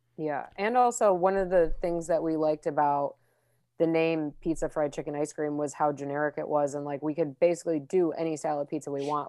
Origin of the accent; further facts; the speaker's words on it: Chicago, Illinois, United States; growing up in Chicago